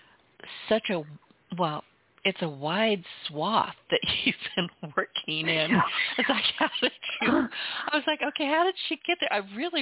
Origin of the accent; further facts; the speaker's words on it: San Francisco Bay Area, California, United States; moved away as an adult; now in Southwest Louisiana, United States; I was born and raised in the Bay Area